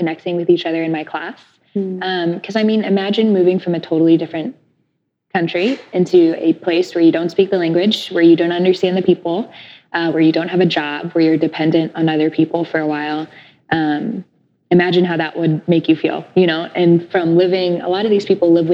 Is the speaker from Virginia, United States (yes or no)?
yes; Virginia, United States; moved away as an adult; also born or lived in Jerusalem; now in Tacoma, United States; So I'm originally from Virginia. My family is Egyptian. And I live in Tacoma now